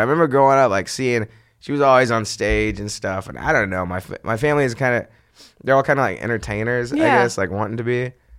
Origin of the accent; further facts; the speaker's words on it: San Antonio, Texas, United States; No, I grew up in San Antonio.